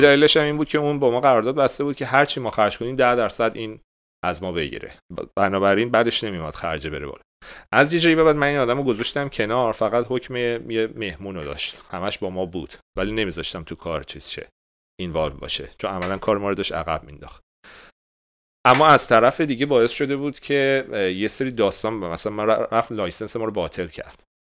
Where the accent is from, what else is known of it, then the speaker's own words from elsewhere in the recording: Iran; گفتیم ایرانی